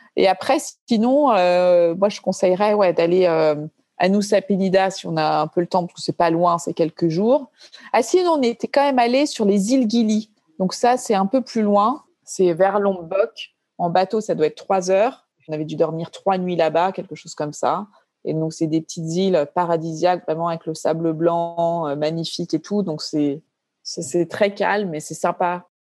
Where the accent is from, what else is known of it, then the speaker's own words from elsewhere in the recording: Paris, Île-de-France, France; moved away as an adult; also born or lived in Béziers, France; now in Bali, Indonesia; Je viens de Paris, j'ai grandi à Paris